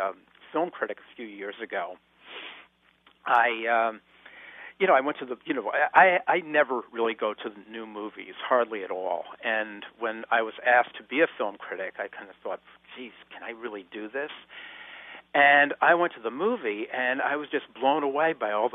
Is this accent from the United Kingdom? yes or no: no; Stamford, Connecticut, United States; my hometown of Stamford, Connecticut